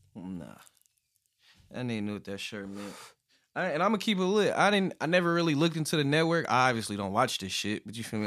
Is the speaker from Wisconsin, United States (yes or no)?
no; California, United States; I'm from Cali